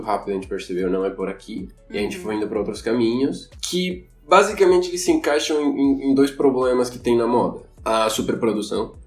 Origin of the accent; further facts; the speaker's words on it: Quito, Pichincha, Ecuador; Portuguese is a second language; moved away as an adult; now in Florianópolis, Brazil; eu sou equatoriano, de Quito